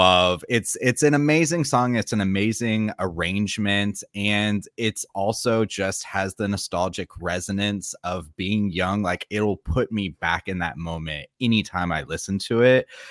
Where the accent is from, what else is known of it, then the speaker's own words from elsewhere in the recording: Florida, United States; moved away as an adult; now in South Korea; I am from Florida